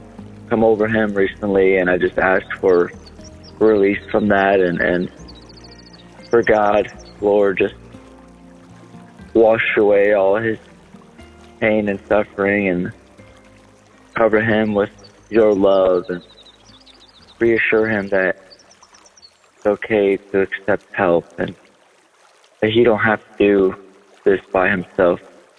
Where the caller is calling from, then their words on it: Omaha, Nebraska, United States; I'm from Omaha, Nebraska.